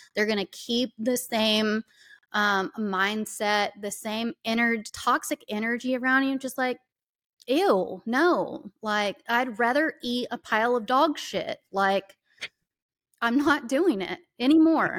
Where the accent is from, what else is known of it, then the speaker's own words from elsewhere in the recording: the South, United States; I am from the South and I lived that fucking life